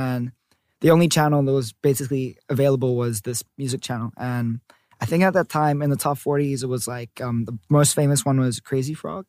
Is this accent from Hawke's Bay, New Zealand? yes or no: no; Hamilton, Waikato, New Zealand; moved away as an adult; also born or lived in Bangkok, Thailand; Everyone in my family is from Bangkok, basically. Mm-hmm. I lived there until I was 9 years old. And then I moved to New Zealand.